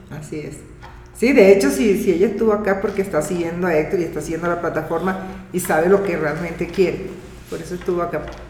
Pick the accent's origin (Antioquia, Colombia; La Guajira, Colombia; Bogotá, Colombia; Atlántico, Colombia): La Guajira, Colombia; soy de La Guajira, Colombia